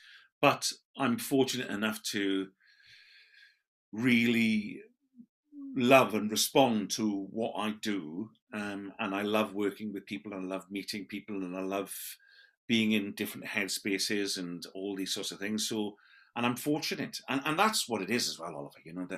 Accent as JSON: {"language": "English", "region": "Wales", "country": "United Kingdom", "lives_now": "Neath Port Talbot, United Kingdom", "said": "I come from the Swansea Valley, and now in the Neath Port Talbot Valley. Well, I am in Neath Port Talbot, but I'm closer to Neath."}